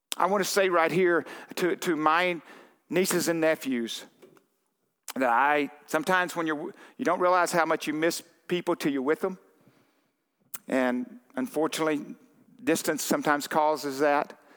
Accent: Arkansas, United States; moved away; I'm from Arkansas. I was there too long

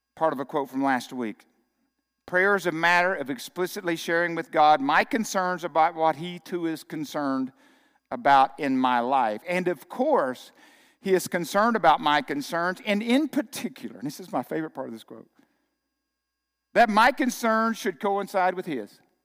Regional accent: Arkansas, United States; moved away as an adult; growing up in Arkansas

